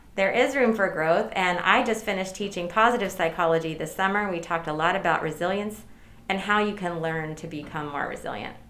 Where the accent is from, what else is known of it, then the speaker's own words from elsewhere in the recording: Durham, North Carolina, United States; I am a native North Carolinian, okay. born and raised in Durham, northern Durham, North Carolina.